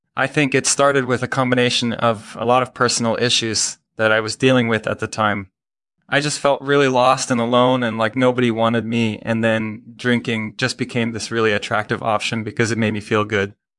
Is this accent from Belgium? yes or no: yes; Belgium; I grew up in Belgium